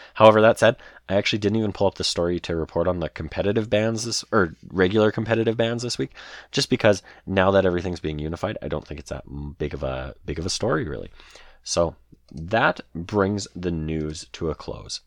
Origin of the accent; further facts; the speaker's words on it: Canada; I'm Canadian